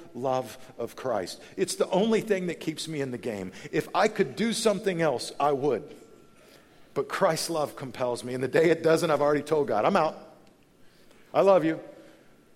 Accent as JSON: {"language": "English", "region": "Texas", "country": "United States", "tie": "born or raised there", "moved": "yes", "said": "go back to the home in which I was raised in Texas"}